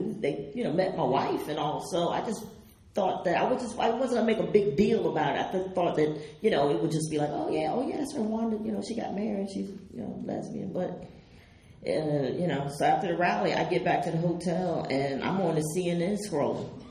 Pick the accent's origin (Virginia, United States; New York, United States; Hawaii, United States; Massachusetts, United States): Virginia, United States